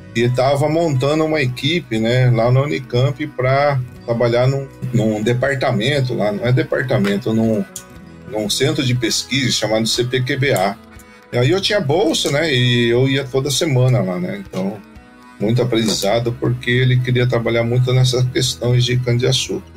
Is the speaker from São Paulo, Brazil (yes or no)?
yes; Guararapes, São Paulo, Brazil; Eu sou da região de Araçatuba, né? Especificamente de Guararapes. Tive uma infância fabulosa